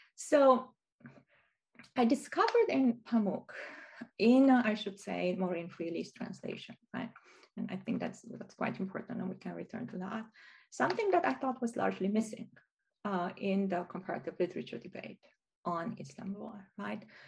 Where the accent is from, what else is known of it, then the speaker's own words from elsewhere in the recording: Romania; I learned growing up in Romania